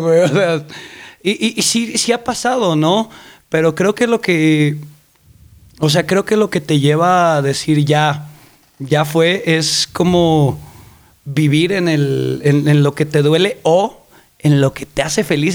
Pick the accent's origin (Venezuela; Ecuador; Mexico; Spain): Mexico; Colima; now in Mexico City, Mexico; Crecí en Colima, nací aquí en la Ciudad de México, pero crecí en Colima